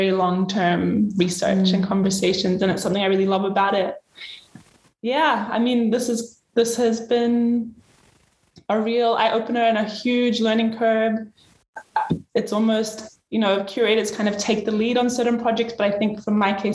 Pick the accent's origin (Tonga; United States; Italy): Tonga; Vava'u; I was born in Vava'u